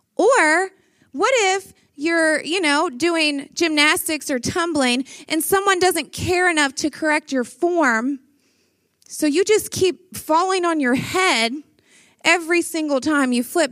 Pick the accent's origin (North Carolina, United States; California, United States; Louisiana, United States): Louisiana, United States; I am from Louisiana